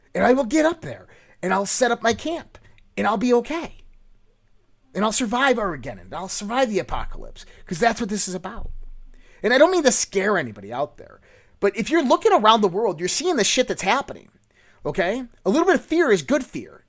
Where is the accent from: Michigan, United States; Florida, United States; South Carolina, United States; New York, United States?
New York, United States; Western; Western New York